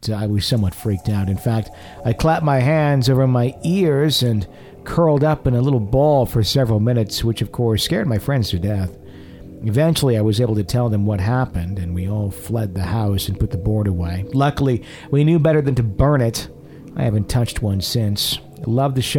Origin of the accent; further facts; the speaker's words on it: Wisconsin, United States; am I always a Wisconsinite